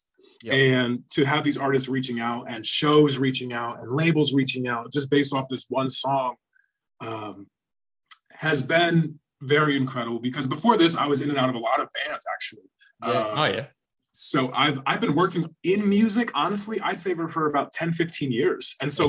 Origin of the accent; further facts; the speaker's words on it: Texas, United States; I came back from Texas. I'm from Texas.